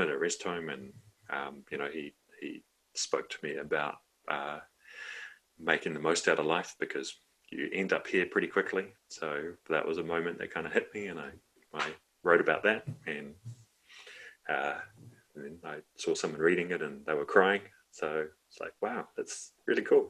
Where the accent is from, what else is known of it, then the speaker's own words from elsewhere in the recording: Wellington, New Zealand; if you're growing up in Johnsonville in the 80s and 90s